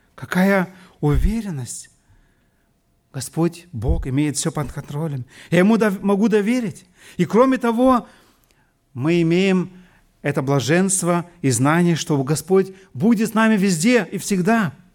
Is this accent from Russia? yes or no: yes; Siberia, Russia; moved away as an adult; now in Germany; Я вырос лично в Сибири